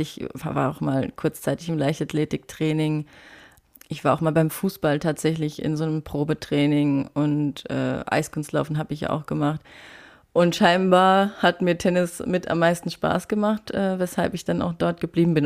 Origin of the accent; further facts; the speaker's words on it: Saarland, Germany; moved away; ich komme aus dem Saarland ursprünglich